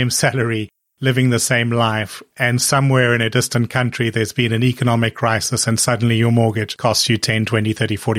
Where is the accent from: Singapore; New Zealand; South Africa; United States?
South Africa; now in United Kingdom; I grew up in South Africa at a time when mortgage interest rates were really high